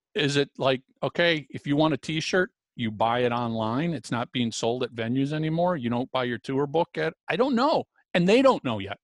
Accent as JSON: {"language": "English", "country": "United States", "said": "As an American"}